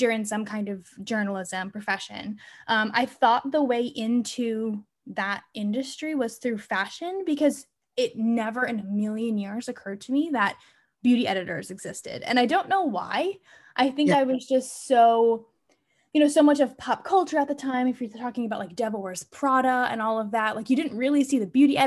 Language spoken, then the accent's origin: English; Weston, Florida, United States; moved away as an adult; now in New York, United States; Florida where I grew up